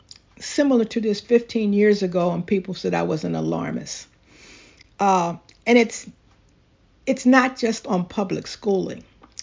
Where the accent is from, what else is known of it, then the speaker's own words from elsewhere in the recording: Philadelphia, Pennsylvania, United States; I grew up in Philadelphia at a time when if you wanted to traverse the city, you took public transportation.